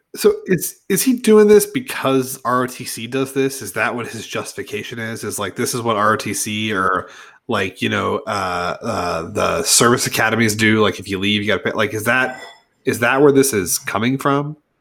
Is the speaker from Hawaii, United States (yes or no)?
no; Edmond, Oklahoma, United States; I grew up in Edmond, I went to Edmond Memorial High School